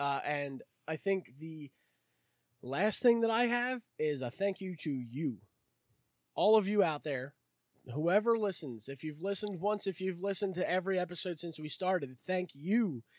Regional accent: Philadelphia, Pennsylvania, United States; I grew up in the Roxborough Manna Young area

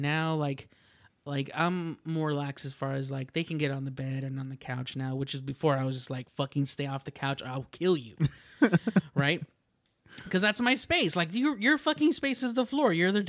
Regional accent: Rio Grande Valley, Texas, United States; also born or lived in Houston, Texas / San Angelo, Texas / Corpus Christi, Texas; we moved to the Rio Grande Valley, and that's where I spent the majority of my childhood since I was like maybe 8 or 7.

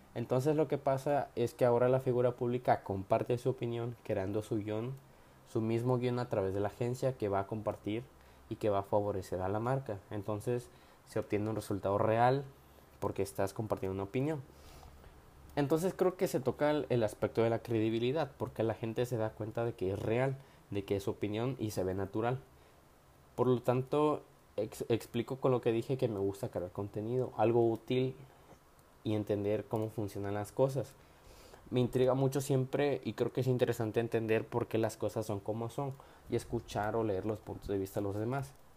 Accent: Tapachula, Chiapas, Mexico; soy de Tapachula, Chiapas

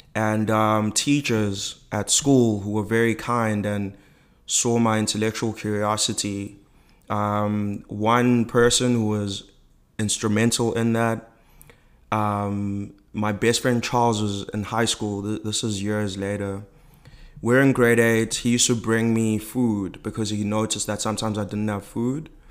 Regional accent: South Africa; I'm from South Africa and I was born at the dawn of democracy in ninety-two.

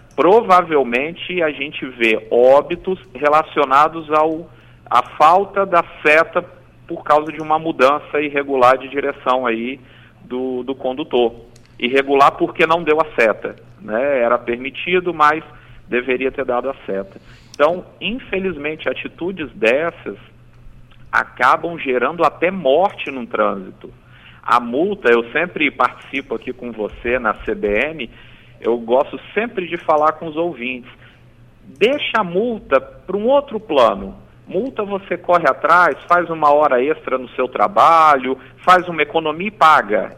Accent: Espírito Santo, Brazil; aqui no nosso estado

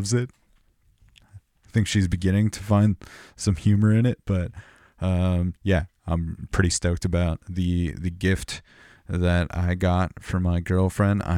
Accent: Southern California, United States; growing up in Southern California, we had Power 106

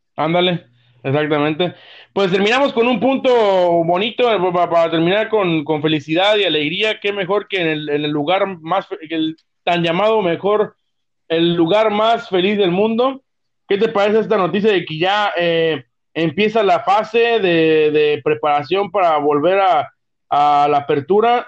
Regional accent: Mexico; como mexicano

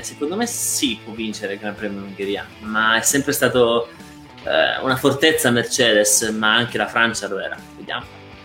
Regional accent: Belvedere Marittimo, Calabria, Italy; io sono calabrese

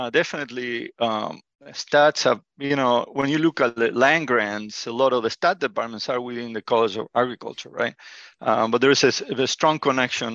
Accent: Argentina; moved away as an adult; now in Illinois, United States; My background is I grew up in Argentina.

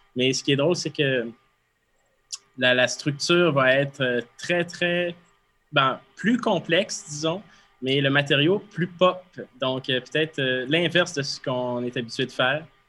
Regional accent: Quebec, Canada; en bon québécois

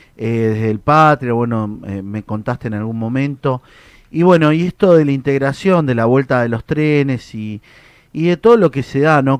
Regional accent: Mendoza, Argentina; Yo soy de Mendoza, soy del oeste

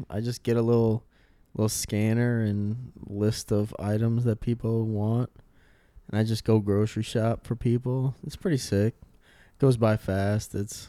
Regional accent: the South, United States; accent: Southern; I'm from the South. That's my accent.

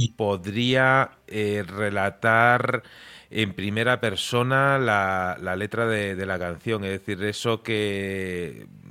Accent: Galicia, Spain; also born or lived in Murcia; now in Madrid, Spain; Yo soy gallego de nacimiento

